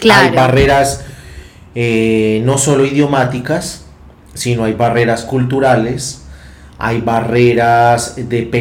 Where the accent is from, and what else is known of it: Colombia